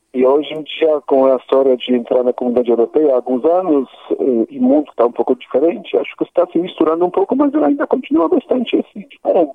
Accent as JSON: {"language": "Portuguese", "country": "Poland", "also_born_or_lived": "Germany / United States", "first_language": "Polish", "second_language": "Portuguese", "moved": "as an adult", "lives_now": "Brazil", "said": "nunca ninguém conseguiu, pelo meu sotaque, dizer que eu posso ser polonês"}